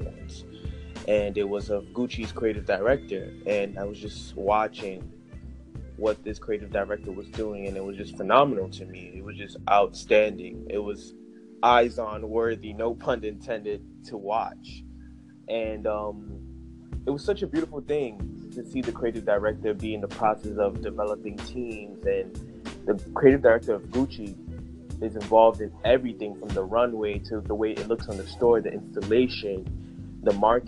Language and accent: English; New York, United States; I'm born and raised in New York.